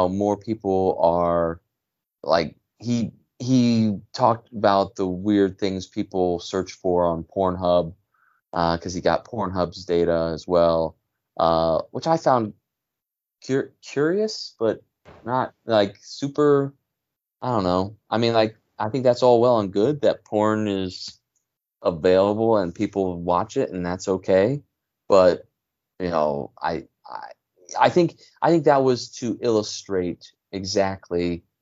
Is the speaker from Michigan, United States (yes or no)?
no; Cleveland, Ohio, United States; born or raised there